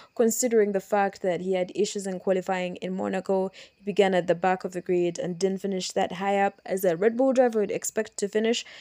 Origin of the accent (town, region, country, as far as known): Kampala, Central Region, Uganda